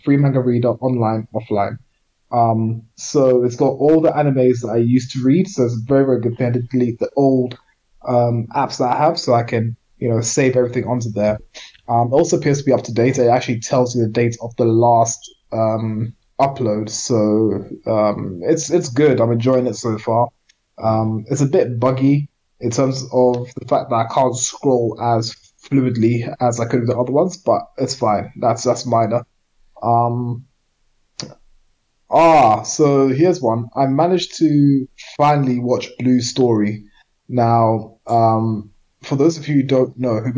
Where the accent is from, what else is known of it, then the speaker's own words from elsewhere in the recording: Edmonton, London, United Kingdom; growing up in Edmonton